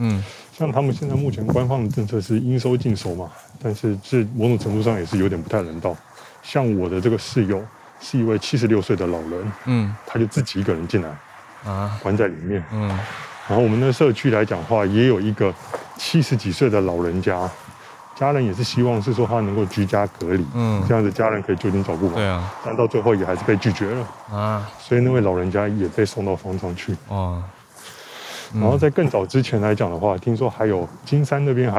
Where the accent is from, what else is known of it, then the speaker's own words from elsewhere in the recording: Taiwan; now in Shanghai, China; 我台湾人，我在这边工作。